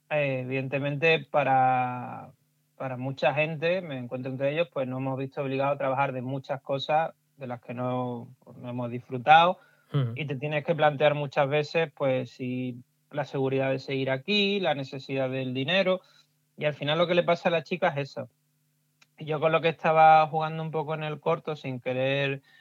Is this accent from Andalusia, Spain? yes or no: yes; Huelva, Andalusia, Spain; las cooperativas de frutos rojos de, Huelva, que, es de donde yo soy, de la, zona